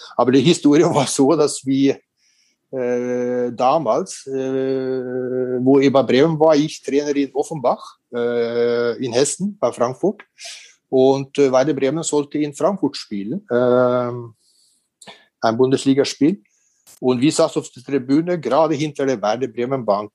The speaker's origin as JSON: {"language": "German", "country": "Norway", "tie": "born or raised there", "also_born_or_lived": "Korea", "moved": "yes", "lives_now": "Regensburg, Germany", "said": "in Norwegen, äh, in diesen Zeiten, wo ich aufgewachsen bin"}